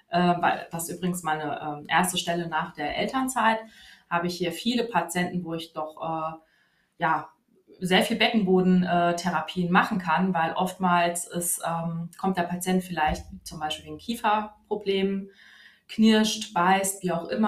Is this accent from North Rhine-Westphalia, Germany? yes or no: no; Wiesbaden, Hesse, Germany; Und ja, ich komme aus Wiesbaden und arbeite im Standort äh, Wiesbaden-Nordenstadt.